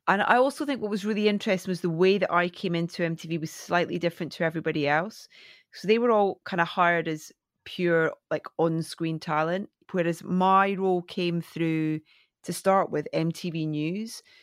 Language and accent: English; Scotland, United Kingdom; moved away as an adult; now in London, United Kingdom; coming from a tiny little fishing village in Scotland